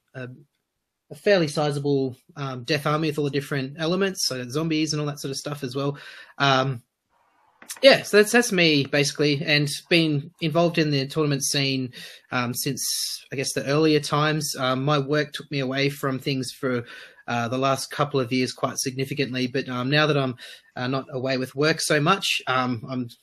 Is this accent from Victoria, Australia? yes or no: no; Sydney, New South Wales, Australia; I'm from Sydney, but from the Northern Beaches of Sydney. Grew up in the Northern Beaches.